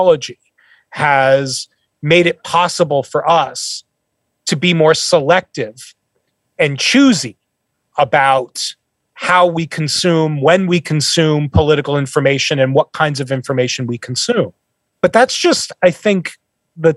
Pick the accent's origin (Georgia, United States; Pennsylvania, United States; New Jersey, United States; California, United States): New Jersey, United States; northern; moved away as an adult; now in Nashville, United States; I'm originally from New Jersey. I grew up in northern Jersey, right by the Lincoln Tunnel